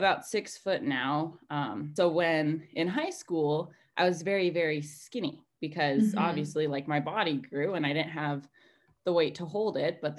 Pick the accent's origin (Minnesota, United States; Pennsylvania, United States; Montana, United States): Montana, United States; I'm from Montana in the United States, and I kind of grew up more on a farm